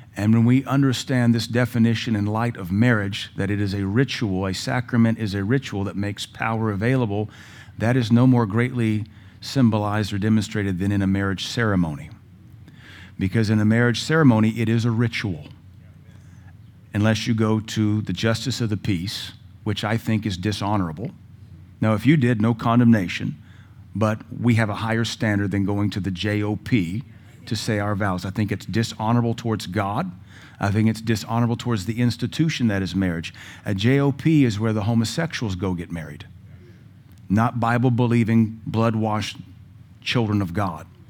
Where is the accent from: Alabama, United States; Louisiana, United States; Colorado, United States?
Louisiana, United States; also born or lived in West Coast; now in Cookeville, United States; Had friends that were Catholic growing up in Louisiana